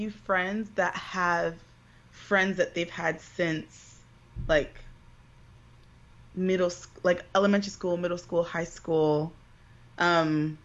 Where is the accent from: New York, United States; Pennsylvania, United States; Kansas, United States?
New York, United States; New York City; also born or lived in White Plains, New York; I grew up in the Bronx and then moved to White Plains